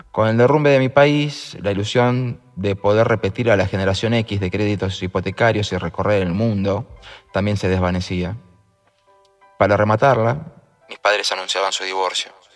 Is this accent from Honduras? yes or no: no; Argentina; en mi país, los que crecimos con democracia